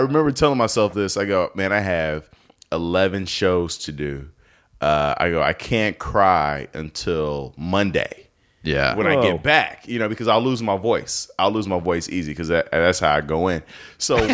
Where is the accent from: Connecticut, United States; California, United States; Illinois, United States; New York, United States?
Illinois, United States; Chicago; moved away; I'm from Chicago